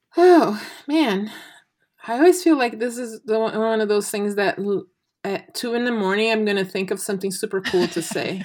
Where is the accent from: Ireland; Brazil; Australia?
Brazil; now in United States; I'm Braz, clearly Brazilian